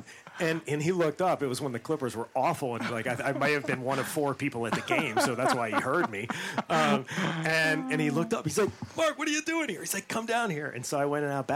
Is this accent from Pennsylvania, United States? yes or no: yes; Western Pennsylvania above Pittsburgh, United States; moved away; I grew up in Western Pennsylvania above Pittsburgh